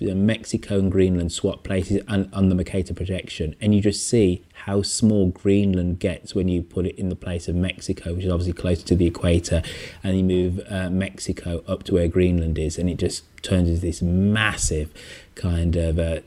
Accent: England, United Kingdom; Being English

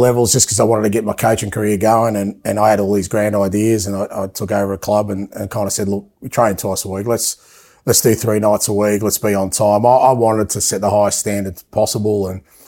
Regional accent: Athens, Attica, Greece; moved away; I was born in Athens

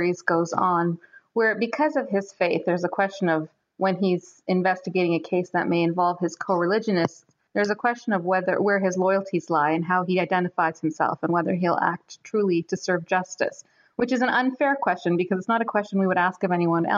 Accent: Toronto, Ontario, Canada; Toronto is my hometown, so it's a city that I love. It's a city that I grew up in and was educated in, got married in.

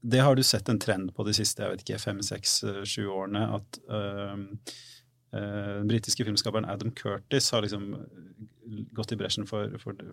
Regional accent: Fredrikstad, Østfold, Norway; Norge, så er jeg fra Fredrikstad.

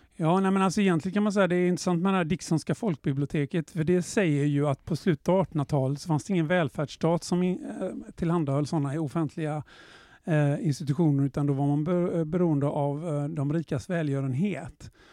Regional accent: Gothenburg, Västra Götaland, Sweden; Jag är ju född och uppvuxen i Göteborg

